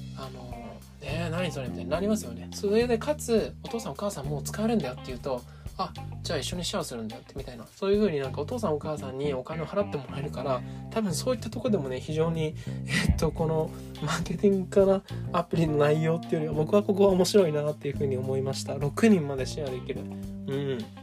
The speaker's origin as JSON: {"language": "Japanese", "country": "Japan", "tie": "born or raised there", "said": "僕はですねずっと日本で生まれ育ってる"}